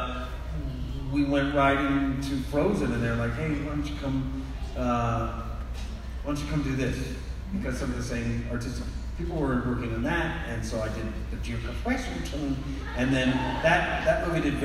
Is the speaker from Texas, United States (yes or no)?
yes; Texas, United States; I grew up in Texas